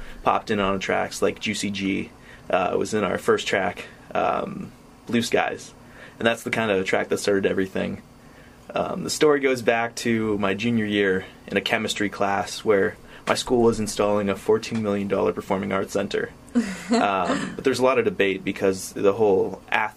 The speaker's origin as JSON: {"language": "English", "region": "Maine", "country": "United States", "said": "I'm from Maine"}